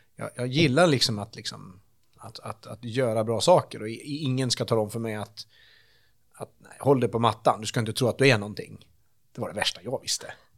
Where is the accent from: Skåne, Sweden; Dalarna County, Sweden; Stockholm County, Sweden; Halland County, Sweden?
Dalarna County, Sweden; Vansbro; moved away; also born or lived in Örebro; nu är jag ju uppväxt i Vansbro